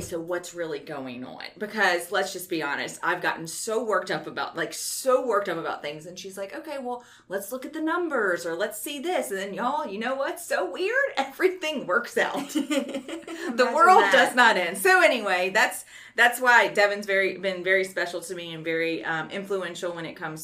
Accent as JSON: {"language": "English", "town": "Baton Rouge", "region": "Louisiana", "country": "United States", "tie": "born or raised there", "said": "being born and raised in Baton Rouge"}